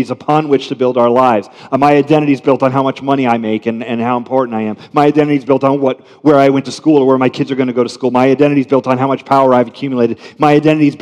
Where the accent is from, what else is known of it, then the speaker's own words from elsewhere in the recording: United States; I'm American middle class